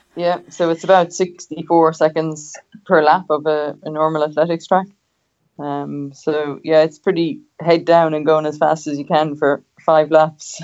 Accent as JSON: {"language": "English", "town": "Cobh", "region": "Munster", "country": "Ireland", "tie": "born or raised there", "moved": "as an adult", "lives_now": "Australia"}